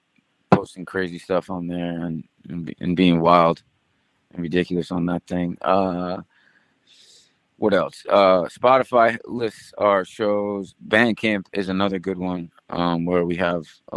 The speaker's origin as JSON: {"language": "English", "town": "Bayonne", "region": "New Jersey", "country": "United States", "tie": "born or raised there", "said": "my hometown in Bayonne, New Jersey."}